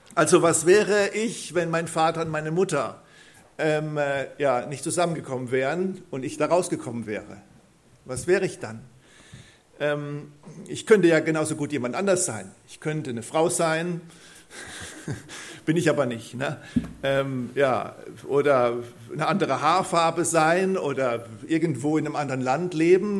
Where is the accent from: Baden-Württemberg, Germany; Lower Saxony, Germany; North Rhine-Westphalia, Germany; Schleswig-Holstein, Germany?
Baden-Württemberg, Germany; Neulusheim; accent: Kurpfälzisch (Mannheimerisch); ich komme aus Neulusheim, also bin dort, wo ich wohne, auch geboren, ähm, geboren und aufgewachsen. Ich bin Kurpfälzer, ich kann Monamarisch babble